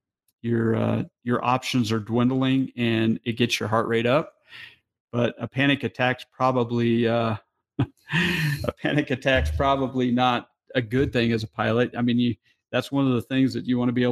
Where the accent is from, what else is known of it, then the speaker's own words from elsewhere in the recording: New Mexico, United States; moved away; I'm from New Mexico